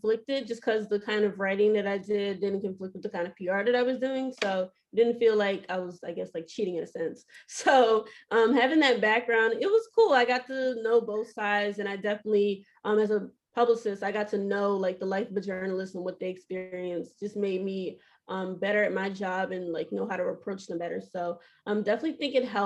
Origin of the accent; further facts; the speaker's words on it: Baltimore, Maryland, United States; I'm originally from Baltimore, Maryland. I'm born and raised here